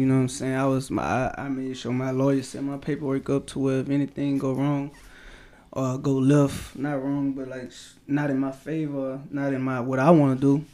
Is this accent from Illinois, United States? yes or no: no; Baton Rouge, Louisiana, United States; growing up in Baton Rouge